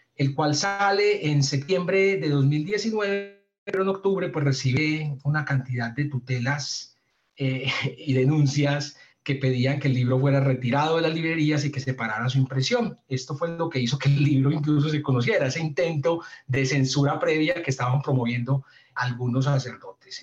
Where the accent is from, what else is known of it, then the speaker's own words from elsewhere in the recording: Medellín, Antioquia, Colombia; yo soy de Medellín